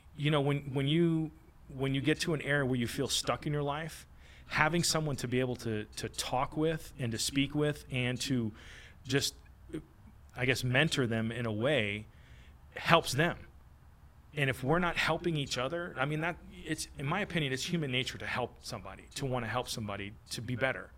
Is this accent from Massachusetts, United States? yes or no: yes; Massachusetts, United States; moved away as an adult; now in Florida, United States; I'm from Massachusetts